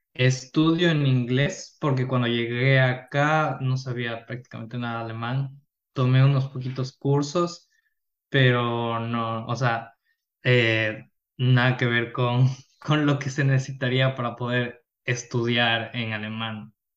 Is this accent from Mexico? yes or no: no; Quito, Pichincha, Ecuador; now in Germany; yo soy de Ecuador, de la ciudad de Quito, de la capital. Eh, nací ahí, crecí ahí, toda mi vida estuve ahí